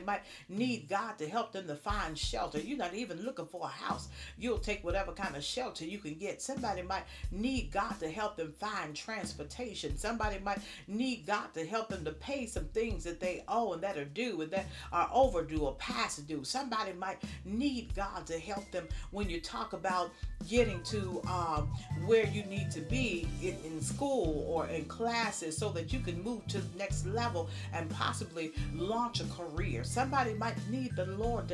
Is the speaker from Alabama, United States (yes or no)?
yes; Birmingham, Alabama, United States; I had some great church experiences in the South growing up in Birmingham, Alabama.